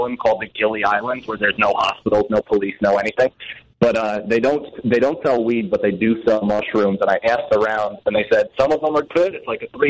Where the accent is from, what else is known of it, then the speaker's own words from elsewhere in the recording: Rockland County, New York, United States; Rockland County, New York